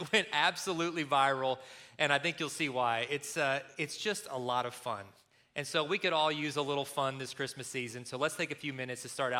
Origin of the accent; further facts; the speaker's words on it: Kentucky, United States; moved away; Ashley and I grew up in Kentucky.